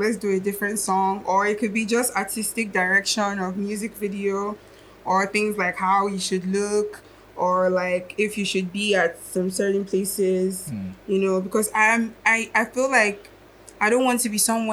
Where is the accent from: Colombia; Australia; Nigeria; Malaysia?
Nigeria; Akwa Ibom; also born or lived in Lagos; I was born in Lagos, but I didn't grow up in Lagos. I grew up in the south of Nigeria, Akwa Ibom